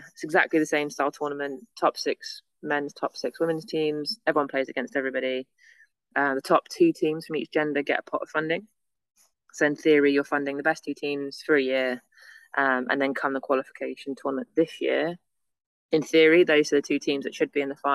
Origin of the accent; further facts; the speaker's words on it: England, United Kingdom; being English in Australia, we